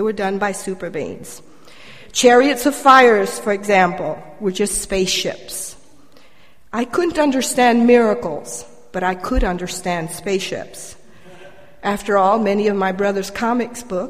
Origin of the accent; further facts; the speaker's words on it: Colombia; moved away; I was born and raised in Colombia, South America.